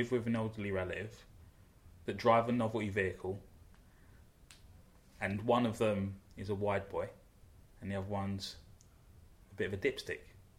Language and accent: English; London, United Kingdom; growing up in South London